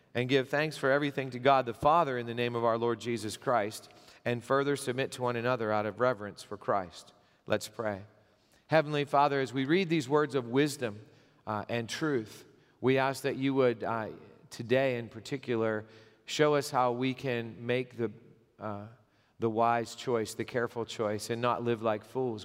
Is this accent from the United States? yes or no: yes; Gipsy, Pennsylvania, United States; I grew up in Pennsylvania, I, I lived most of my, uh, growing up years in Gypsy, Pennsylvania.